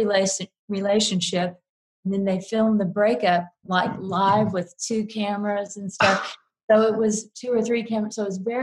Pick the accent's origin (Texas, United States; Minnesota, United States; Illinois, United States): Texas, United States; South; moved away; I grew up in South Texas